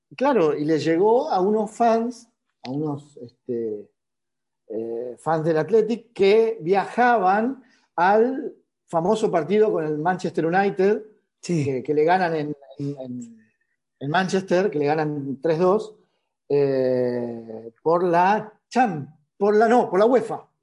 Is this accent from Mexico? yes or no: no; Argentina; siendo argentino